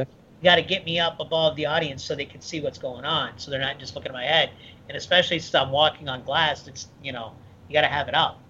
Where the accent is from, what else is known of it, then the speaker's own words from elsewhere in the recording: Midwest, United States; moved away as an adult; also born or lived in Michigan / Ohio; now in Florida, United States; I grew up in the Midwest, but um, I've lived in Florida for uh, 16 years, so this is this is home